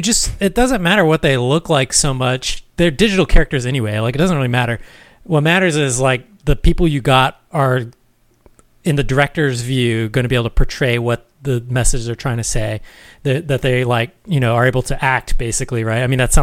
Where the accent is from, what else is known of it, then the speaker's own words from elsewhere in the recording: Hawaii, United States; But Christy Yamaguchi, the Olympic skater, is from like my hometown, actually.